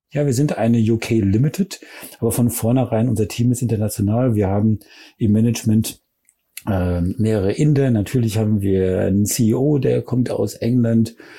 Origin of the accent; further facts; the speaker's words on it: Germany; ich bin Deutsche